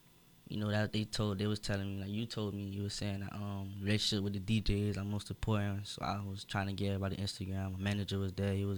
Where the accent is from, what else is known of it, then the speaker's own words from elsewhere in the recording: Florida, United States; I'm from Florida.